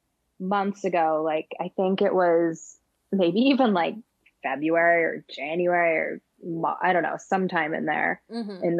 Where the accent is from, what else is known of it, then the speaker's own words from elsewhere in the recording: San Francisco, California, United States; moved away; also born or lived in New York; I'm originally from San Francisco